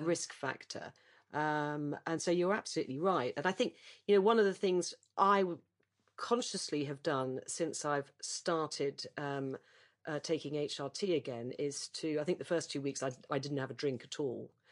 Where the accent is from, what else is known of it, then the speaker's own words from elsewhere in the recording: United Kingdom; as a Brit